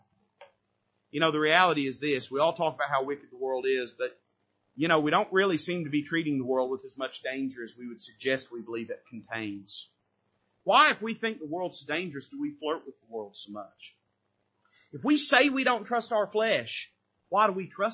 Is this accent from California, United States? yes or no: no; Tennessee, United States; I was born in Tennessee, I was raised in Tennessee